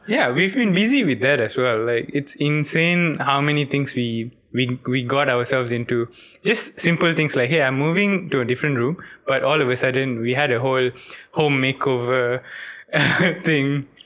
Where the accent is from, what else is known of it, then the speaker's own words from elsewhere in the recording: Ipoh, Perak, Malaysia; now in Penang, Malaysia; my hometown's not actually Penang, it's Ipoh